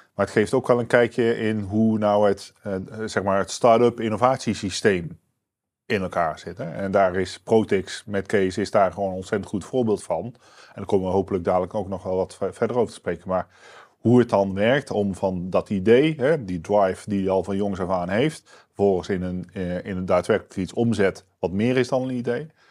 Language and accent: Dutch; Netherlands; wij zijn als Nederlanders